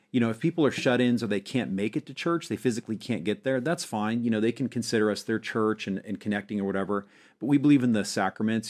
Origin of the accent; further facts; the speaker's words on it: Montana, United States; moved away as an adult; also born or lived in Springfield, Missouri; I grew up in Montana